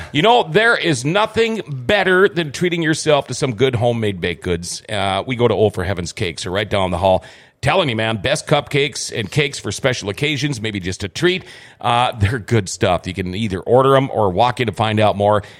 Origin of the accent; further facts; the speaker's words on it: Minnesota, United States; also born or lived in California; I was from an hour, at that time, I was an hour from North Dakota and an hour from Canada